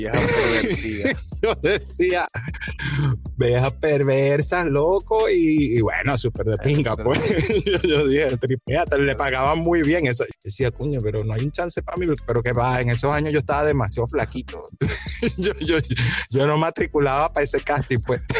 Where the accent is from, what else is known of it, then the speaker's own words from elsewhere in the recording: Venezuela; now in Bali, Indonesia; como los venezolanos o los latinos hacemos